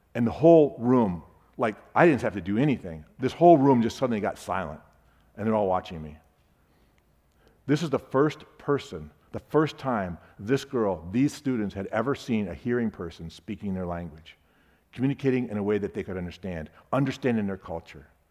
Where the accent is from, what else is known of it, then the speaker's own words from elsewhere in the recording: Sarasota, Florida, United States; I'm from Sarasota, Florida